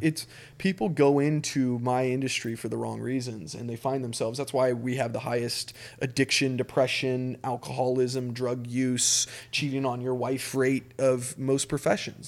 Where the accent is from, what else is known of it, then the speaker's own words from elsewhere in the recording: Eagle, Idaho, United States; I grew up in Eagle, Idaho, which is a small, small, when I, when I moved in, it was literally like a one light community.